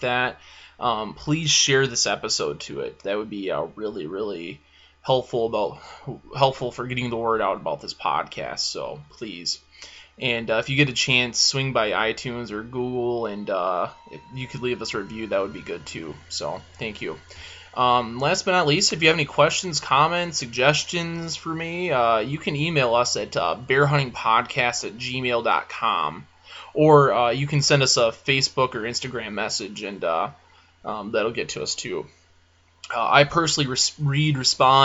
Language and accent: English; Michigan, United States; moved away; I grew up deer hunting, and because I'm from Michigan